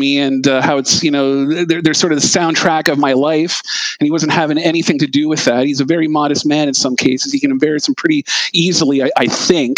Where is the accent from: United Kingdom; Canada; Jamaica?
Canada; Mississauga, Ontario; also born or lived in Etobicoke, Toronto, Ontario; I grew up in Malton and Etobicoke